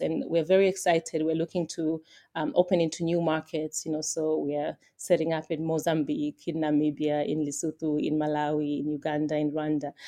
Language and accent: English; Tanzania; I'm from Tanzania